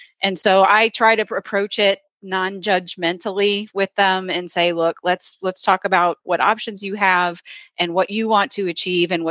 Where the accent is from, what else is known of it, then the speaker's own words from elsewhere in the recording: Wisconsin, United States; now in the South, United States; I grew up in Wisconsin